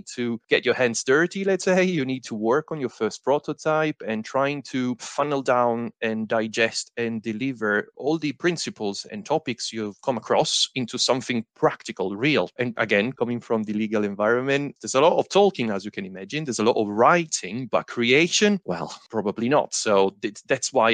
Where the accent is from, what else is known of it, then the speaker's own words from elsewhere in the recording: Italy; now in Bristol, United Kingdom; I'm originally from Italy, but now in the UK, in Bristol